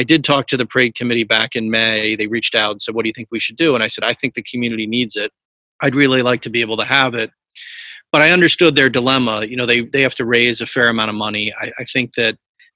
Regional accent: Newtown, Connecticut, United States; I grew up right on Main Street

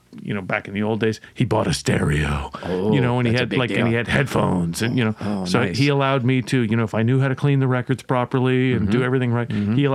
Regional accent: Toronto, Ontario, Canada; born or raised there; also born or lived in Montreal / Mississauga

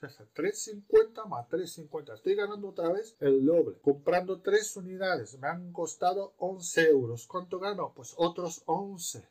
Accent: Romania; moved away; soy rumano

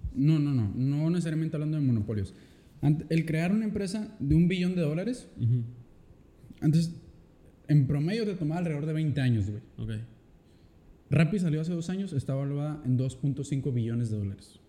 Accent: Mexico; como mexicano

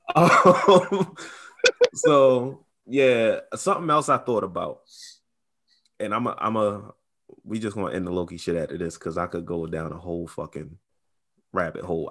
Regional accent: Baltimore, Maryland, United States; I'm from Baltimore.

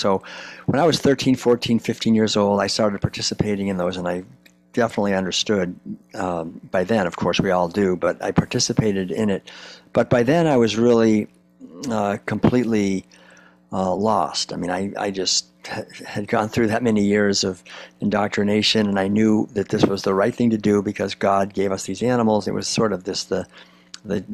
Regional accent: Concord, Massachusetts, United States; I grew up in Concord, Massachusetts back in the 1950s

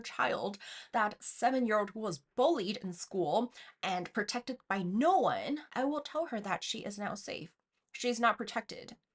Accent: China; moved away; growing up in China

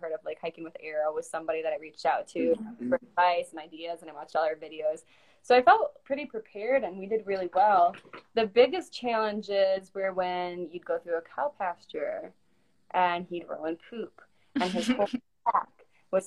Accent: Michigan, United States; we're also from Michigan where it's flat.

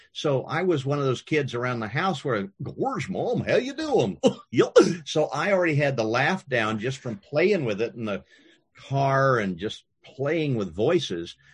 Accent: Kansas, United States; when I was growing up in Kansas

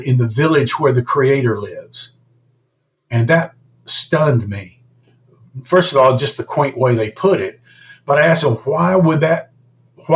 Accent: United States; being an American entrepreneur

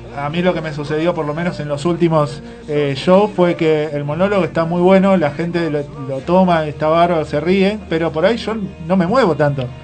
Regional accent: Villa Ballester, Buenos Aires Province, Argentina; yo soy de Villa Ballester

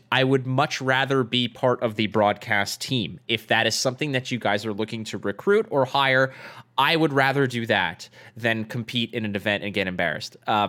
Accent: Toronto, Ontario, Canada; The Canadian Nationals, like, so I'm from Toronto. I qualified for Nationals.

